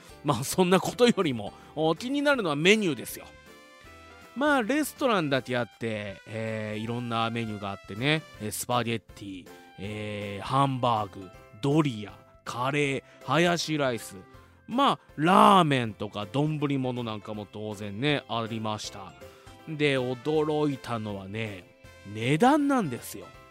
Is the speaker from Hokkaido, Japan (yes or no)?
no; Fuji, Shizuoka, Japan; 生まれも育ちも静岡県富士市